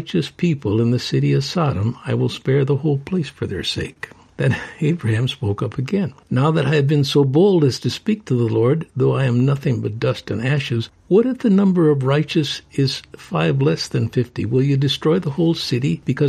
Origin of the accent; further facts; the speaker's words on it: Chicago, Illinois, United States; I'm from Chicagoland area